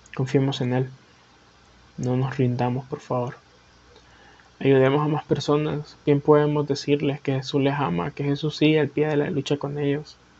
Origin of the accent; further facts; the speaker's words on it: Honduras; Soy de Honduras